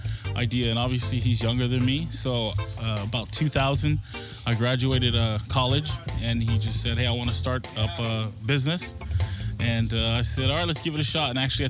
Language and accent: English; Oceanside, California, United States; Yeah, I'm from Oceanside. My family, we are from North County.